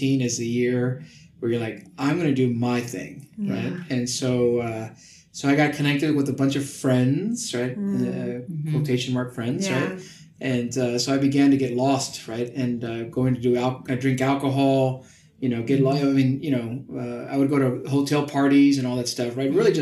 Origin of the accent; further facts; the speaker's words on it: Hornsby Bend, Webberville area, Texas, United States; my home parish is Santa Barbara Catholic Church out in Hornsby Bend, Weberville area